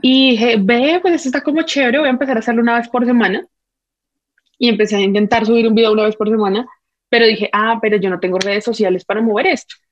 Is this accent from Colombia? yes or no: yes; Colombia; mi típica como colombiana